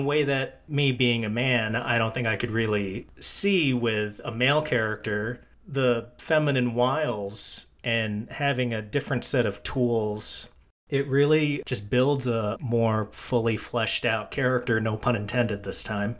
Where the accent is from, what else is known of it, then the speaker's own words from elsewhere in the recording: United States; I am an American